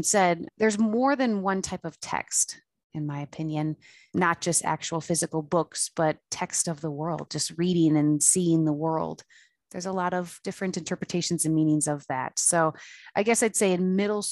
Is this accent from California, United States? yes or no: no; Frederick, Maryland, United States; I'm from Fredericks, Maryland